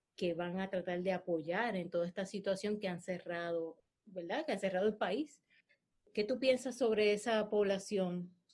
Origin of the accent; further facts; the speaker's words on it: Puerto Rico; also born or lived in Hawaii / United States; yo soy puertorriqueña, porque amo Puerto Rico